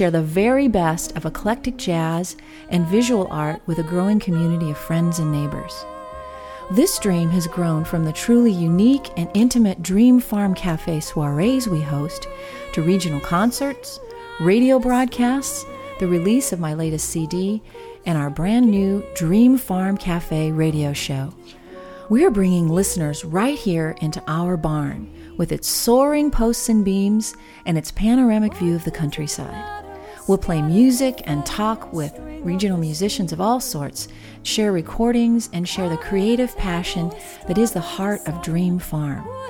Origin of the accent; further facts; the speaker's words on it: Bakersfield, California, United States; now in Boston, United States; originally from Bakersfield